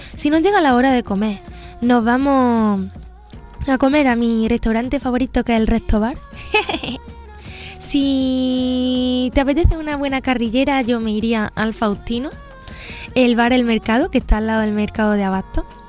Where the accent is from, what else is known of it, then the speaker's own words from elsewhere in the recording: Pozoblanco, Andalusia, Spain; el precioso cielo estrellado que tenemos en mi pueblo